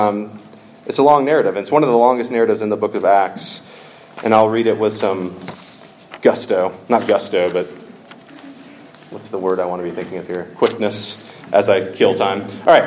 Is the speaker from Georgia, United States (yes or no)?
yes; Georgia, United States; I am from the state of Georgia. I'm from the South